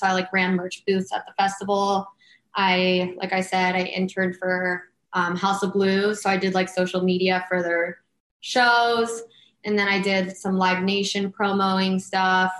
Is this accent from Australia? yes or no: no; Los Angeles, California, United States; I'm born and raised in Los Angeles